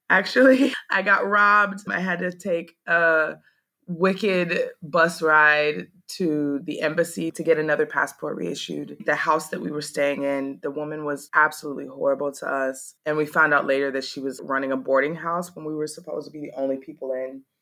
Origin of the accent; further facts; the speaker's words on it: Maui, Hawaii, United States; moved away as an adult; also born or lived in Georgia; now in Ho Chi Minh City, Vietnam; I am 36 years old and I live in Saigon, Vietnam. I say that my hometown is Maui, Hawaii. It's where I spent most of my life before I came abroad. And I left Hawaii in August